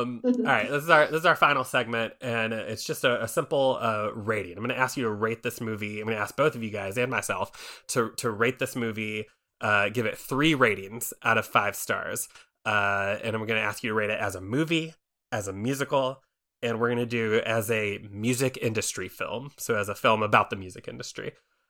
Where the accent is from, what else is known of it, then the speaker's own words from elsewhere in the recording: Philippines; But when I got home, I saw a lot of the cast were mainly Black people, and we're Filipino.